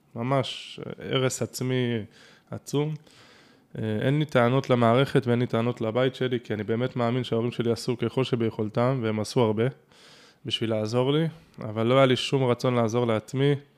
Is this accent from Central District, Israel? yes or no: no; Tel Aviv, Tel Aviv District, Israel; גדלתי ונולדתי בתל אביב